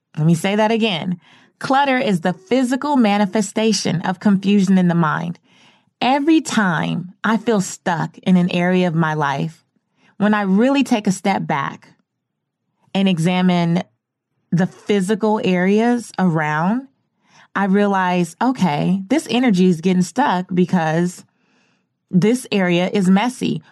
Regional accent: Belize; moved away; I'm from Belize

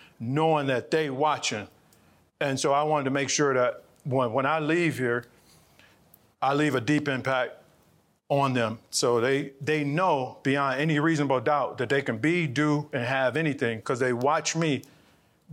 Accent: Cleveland, Ohio, United States; I'm from Cleveland, Ohio. Born and raised in Cleveland, Ohio. I still live in Cleveland, Ohio.

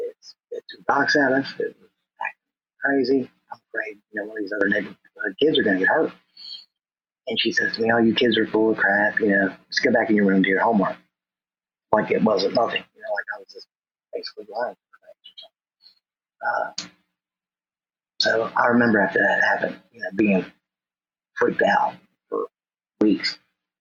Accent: Norwood, United States; from North Norwood, my local school, my hometown

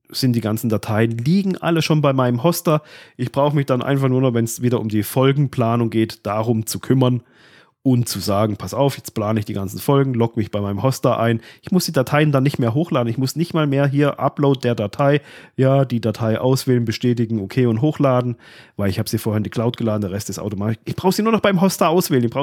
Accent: Baden-Württemberg, Germany; ich komme zwar aus Südbaden

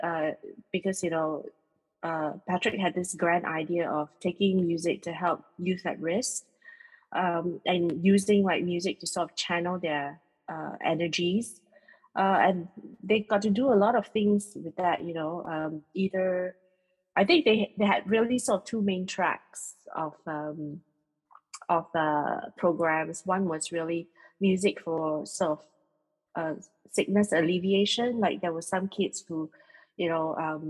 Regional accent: Singapore; being Singaporean

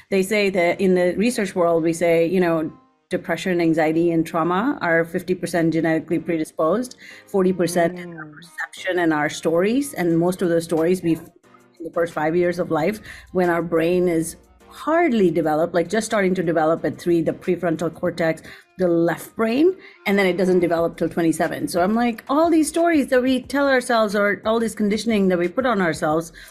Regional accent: India; moved away as an adult; I grew up there for 18 years, and my parents still live there. My whole family still lives there

